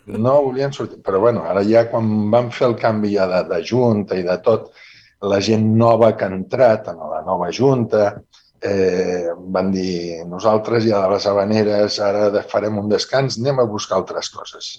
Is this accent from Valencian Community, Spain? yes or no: no; Barcelona, Catalonia, Spain; also born or lived in Manresa (family); now in Vitoria, Spain; jo sóc de Barcelona.